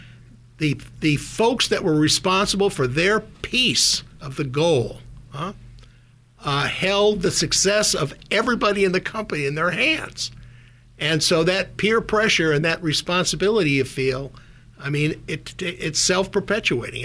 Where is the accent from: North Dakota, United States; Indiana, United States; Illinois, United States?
North Dakota, United States; Minot; born or raised there; also born or lived in Minnesota; now in Silicon Valley, United States